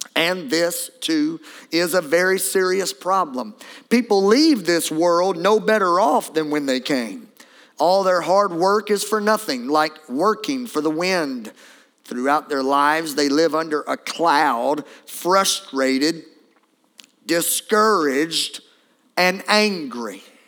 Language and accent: English; Beauregard Parish, Louisiana, United States; I'm from Beauregard Parish